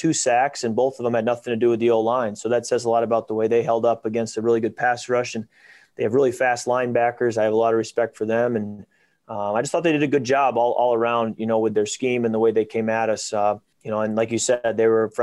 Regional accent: Michigan, United States; I'm a Midwest guy. I grew up in Michigan

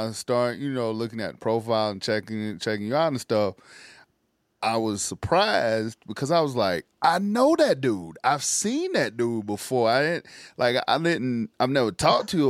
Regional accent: South Carolina, United States; My home state, well, as South Carolina

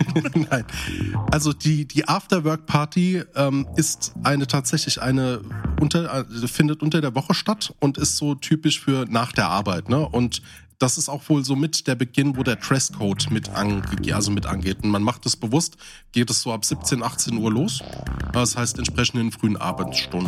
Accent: Hesse, Germany; Ich komme ja aus dem Hessischen, ne? Also ich bin quasi so ein Rhein-Main-Hesse mit einem sehr starken südhessischen Einfluss, das heißt so Nähe Odenwald.

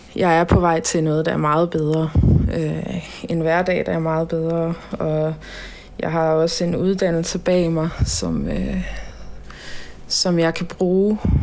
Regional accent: Holstebro, Central Denmark Region, Denmark; also born or lived in Tønder; der er jeg i Holstebro, min hjemby

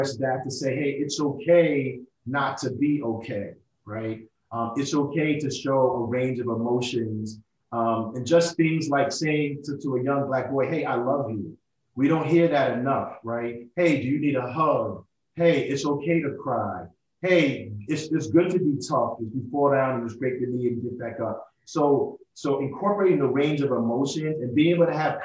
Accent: New York City, New York, United States; also born or lived in Italy; I'm from Brooklyn, New York

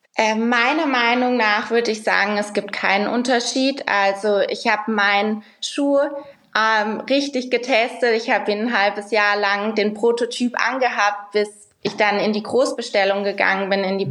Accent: Rhineland-Palatinate, Germany; moved away; ich komme aus der Pfalz ursprünglich

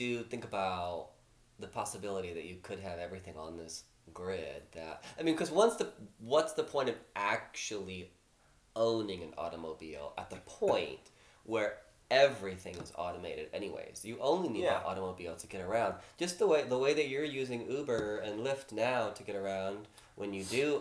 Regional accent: Ohio, United States; now in Los Angeles, United States; I grew up in the Ohio, like in very like farm kind of country, small town Ohio

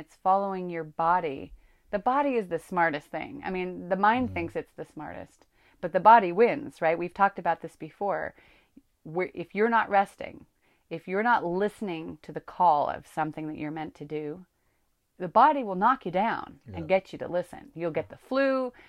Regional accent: California, United States; I grew up in Northern California with two spiritual parents

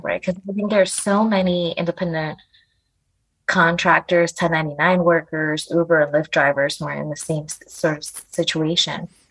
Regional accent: New York City, New York, United States; sometimes I would say I was from New York City instead of I was from the Bronx

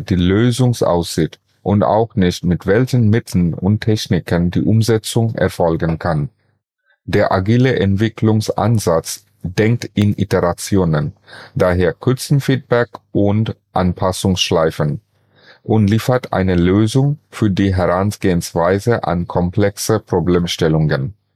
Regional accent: Bangladesh; moved away as an adult; also born or lived in Bonn; now in Germany; bereits in meinem Heimatland Bangladesch und seit 2009 in Deutschland

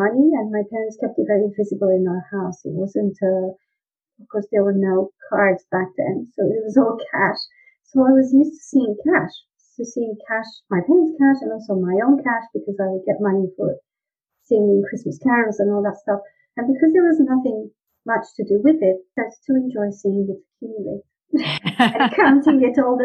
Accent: Romania; moved away; I was born in Romania

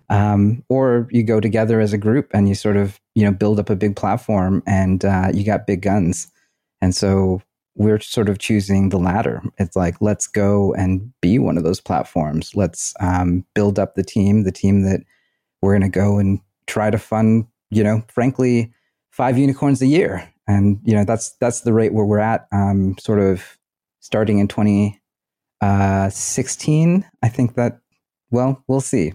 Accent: Bay Area, California, United States; I grew up in the Bay Area

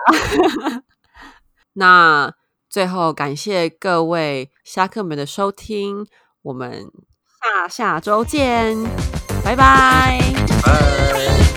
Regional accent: Taiwan; 我们台湾这边

